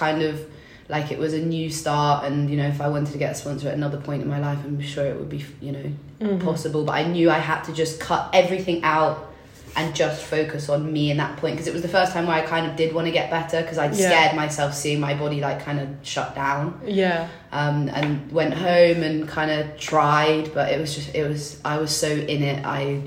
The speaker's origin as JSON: {"language": "English", "region": "England", "country": "United Kingdom", "tie": "born or raised there", "also_born_or_lived": "London", "said": "I grew up in England"}